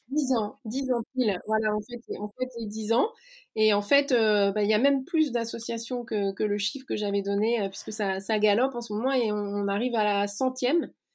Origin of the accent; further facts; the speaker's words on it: Lannion, Brittany, France; also born or lived in Paris; now in Rennes, France; je suis née à Lannion, euh, en plein cœur du Granit Rose, qui est une région euh, qui m'est chère. Et puis j'ai grandi euh, en Bretagne